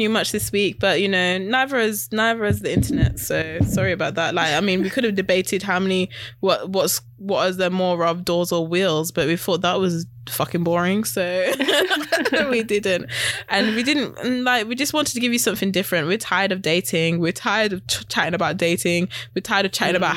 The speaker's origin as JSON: {"language": "English", "region": "West Midlands", "country": "United Kingdom", "moved": "yes", "lives_now": "London, United Kingdom", "said": "I'm from West Midlands. But yeah. Up north. I'm from up north"}